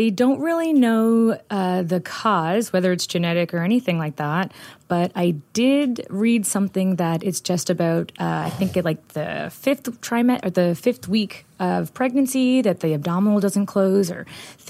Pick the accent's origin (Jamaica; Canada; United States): Canada; Gander, Newfoundland and Labrador; I'm originally from Gander.